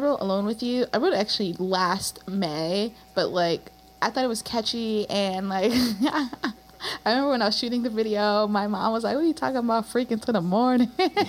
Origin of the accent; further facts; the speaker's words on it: Silver Spring, Maryland, United States; I'm from Silver Spring, Maryland, but my family comes from Zambia in South Africa, which is at the bottom of Africa.